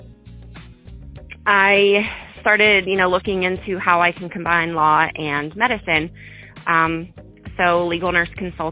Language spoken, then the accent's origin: English; Pennsylvania, United States; I'm from Pennsylvania, from a really small town